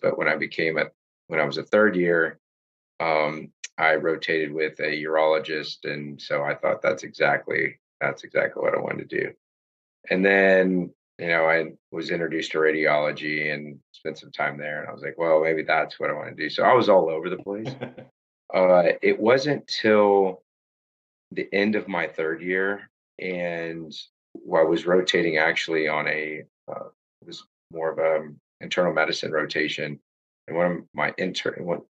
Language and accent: English; Houston, Texas, United States; I grew up in the Houston area